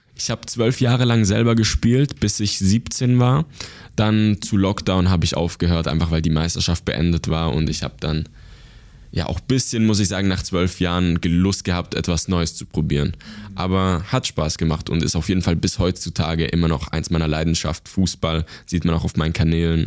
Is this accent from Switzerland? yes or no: yes; Basel, Switzerland; ich bin geboren und aufgewachsen in der Schweiz.